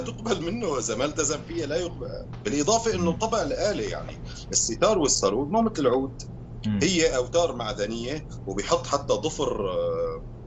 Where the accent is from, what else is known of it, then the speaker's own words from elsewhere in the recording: Syria; also born or lived in Aleppo; now in Belgium; انا كموسيقي شامي رح اقول بس سوري